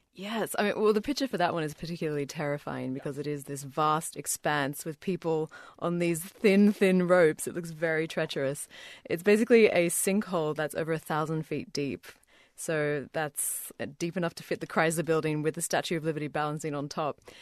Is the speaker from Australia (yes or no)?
yes; Australia; also born or lived in New Zealand; I grew up in Australia, but was born in New Zealand